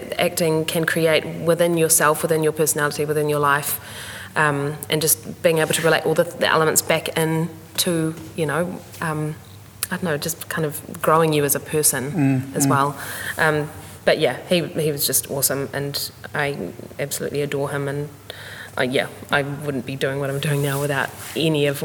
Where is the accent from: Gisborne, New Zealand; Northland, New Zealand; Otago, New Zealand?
Gisborne, New Zealand; I grew up in Gisborne